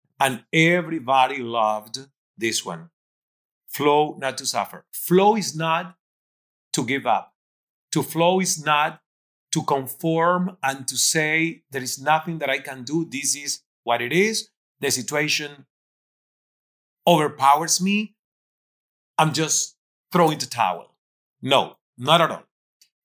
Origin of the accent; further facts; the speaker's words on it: Cuba; English is a second language; moved away as an adult; also born or lived in Toronto, Canada; now in Miami, United States; I'm coming from Cuba, being 29, not speaking English